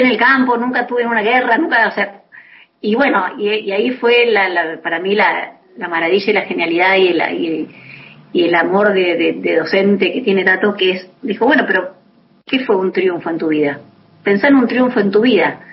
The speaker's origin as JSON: {"language": "Spanish", "region": "Buenos Aires", "country": "Argentina", "tie": "born or raised there", "also_born_or_lived": "Ituzaingó, Buenos Aires Province", "moved": "as an adult", "lives_now": "Las Flores, Argentina", "said": "yo soy de Buenos Aires, nací en Buenos Aires, porteña. Eh, viví un tiempo en Ituzaingó, en zona oeste de, de Buenos Aires, y mm, volví después a Capital, a los 15 años"}